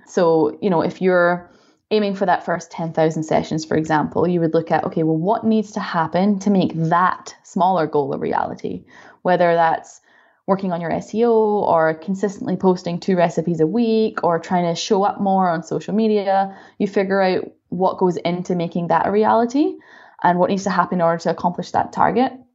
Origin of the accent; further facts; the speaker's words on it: Scotland, United Kingdom; moved away as an adult; also born or lived in Florida, United States / Dubai, United Arab Emirates / Canada; now in Germany; So I'm from Scotland, as you can probably tell from my accent.